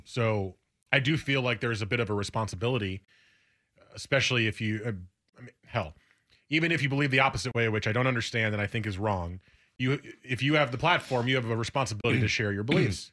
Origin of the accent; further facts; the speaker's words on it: New Jersey, United States; moved away as an adult; now in Portland, United States; I grew up in New Jersey.